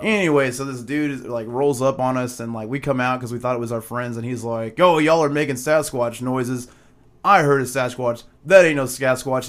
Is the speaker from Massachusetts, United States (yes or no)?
no; Arkansas, United States; we're from Arkansas